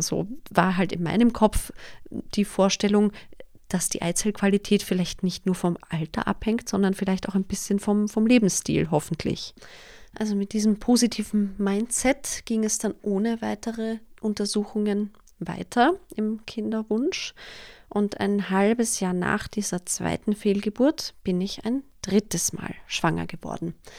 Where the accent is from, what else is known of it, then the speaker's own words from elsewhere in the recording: Vienna, Austria; Ich komme aus Wien, wie sich wahrscheinlich nicht überhören lässt, und ich lebe auch mit meinem Mann in Wien.